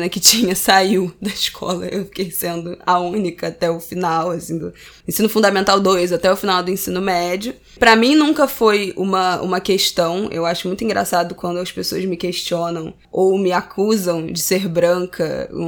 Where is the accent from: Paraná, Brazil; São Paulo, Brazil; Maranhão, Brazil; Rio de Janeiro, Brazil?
Rio de Janeiro, Brazil; eu já nasci na classe média, na, cresci na Tijuca, estudei em colégio particular de excelência, bilíngue a vida inteira, no mesmo colégio.